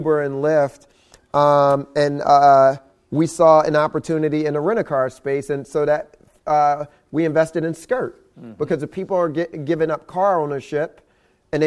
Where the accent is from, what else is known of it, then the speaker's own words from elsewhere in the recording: United States; being born and raised in America